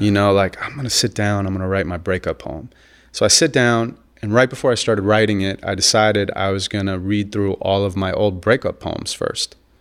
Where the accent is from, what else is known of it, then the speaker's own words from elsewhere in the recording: Santa Monica, California, United States; I grew up in Santa Monica, California